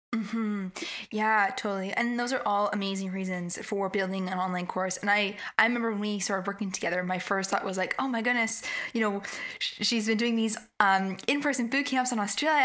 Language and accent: English; Canada; I'm from Canada